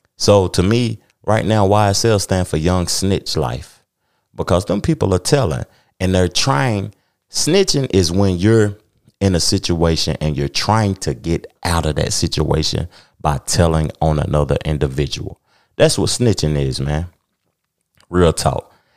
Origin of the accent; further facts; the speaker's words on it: Knoxville, Tennessee, United States; I'm from Knoxville, Tennessee, man.